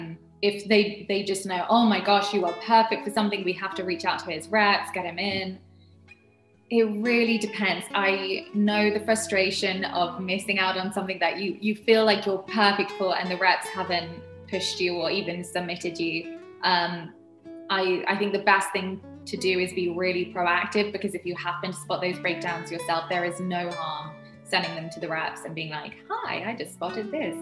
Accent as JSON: {"language": "English", "country": "United Kingdom", "said": "I'm really bad in the kitchen. I'm British. We're not known for our cuisines."}